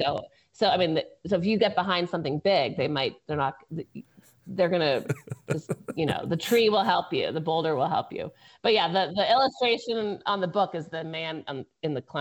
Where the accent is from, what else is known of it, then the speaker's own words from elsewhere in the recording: Boston, Massachusetts, United States; now in California, United States; I'm from Boston originally. I live in California.